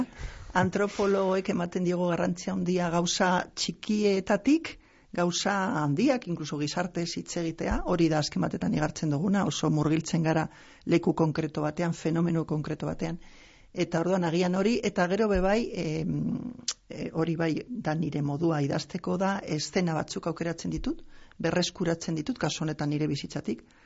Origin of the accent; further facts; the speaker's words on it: Basauri, Basque Country, Spain; also born or lived in Pedrosa, Burgos, Spain; gero jetorri ginen Euskal Herrira bi urte erdirekin eta orduan gero ni hemen finkatu naiz